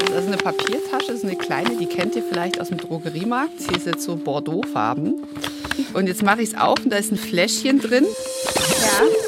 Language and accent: German; Baden-Württemberg, Germany; ich nenne es als Schwäbin